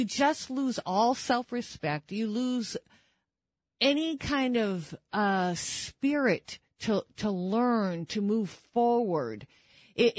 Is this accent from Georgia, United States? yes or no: no; New Hampshire, United States; accent: New England; my home state, New Hampshire